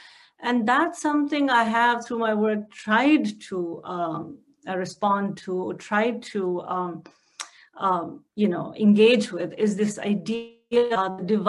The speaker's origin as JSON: {"language": "English", "region": "Jammu and Kashmir", "country": "India", "tie": "born or raised there", "moved": "yes", "said": "When I was in Kashmir, I didn't realize I had a caste until I got to Jammu, where caste is more predominantly, or it's more sort of palpable as a Brahmin."}